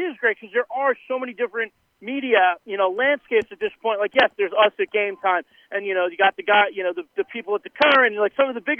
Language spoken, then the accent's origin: English; Long Island, New York, United States; also born or lived in Torrington, Connecticut; now in Connecticut, United States; I grew up on Long Island